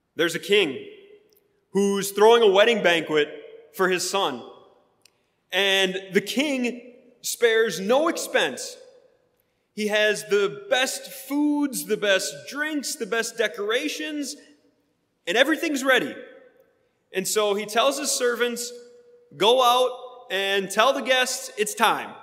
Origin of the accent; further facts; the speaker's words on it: Wisconsin, United States; now in Sharpsburg, United States; I grew up in Wisconsin